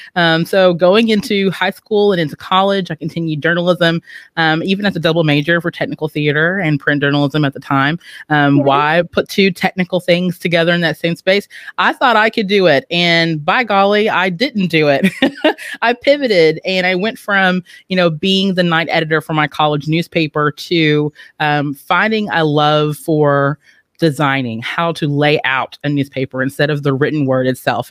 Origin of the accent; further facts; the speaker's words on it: Owensboro, Kentucky, United States; I'm originally from Owensboro, Kentucky. So that's Western Kentucky, but Kentucky has always been my home